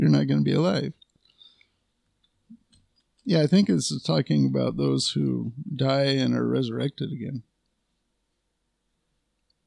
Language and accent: English; United States; I'm a patriotic American. You know, I'm an American.